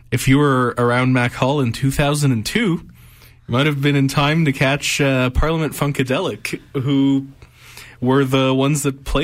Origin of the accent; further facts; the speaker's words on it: Egypt; since I'm from Egypt, uh, which is in famously in North Africa.